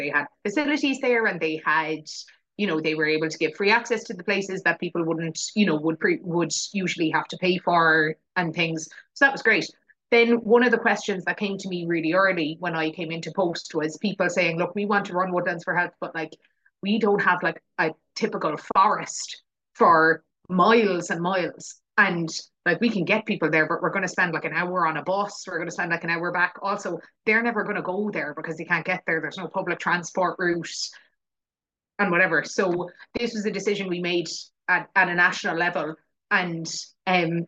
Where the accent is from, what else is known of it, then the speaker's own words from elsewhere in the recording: West Cork, Munster, Ireland; also born or lived in England; I grew up in West Cork. Like I'm at the very, very bottom tip of the most southwesterly corner